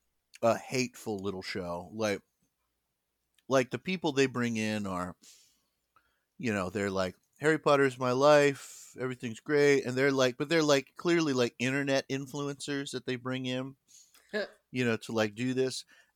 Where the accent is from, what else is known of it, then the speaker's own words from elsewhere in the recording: United Kingdom; Yeah. I'm here because I'm British.